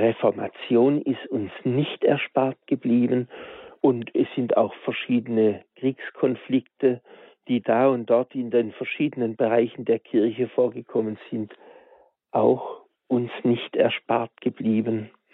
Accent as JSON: {"language": "German", "country": "Germany", "said": "bei uns in Deutschland"}